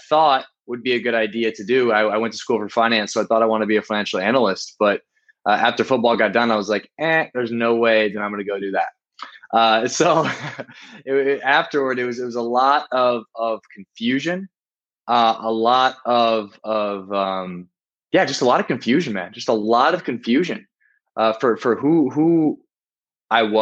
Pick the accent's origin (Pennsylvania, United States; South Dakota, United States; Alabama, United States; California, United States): South Dakota, United States; moved away as an adult; also born or lived in Miami, Florida; now in Rio de Janeiro, Brazil; I'm from South Dakota, and I decided to move to a place that many would say is the opposite of South Dakota, in Miami, Florida.